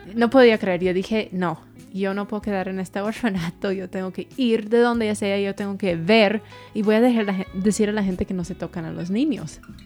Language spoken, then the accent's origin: Spanish; Tennessee, United States; Spanish is a second language; moved away as an adult; also born or lived in Guatemala; yo sí crecí en una burbuja en Tennessee, en un pueblo que, que, ni tenía semáforos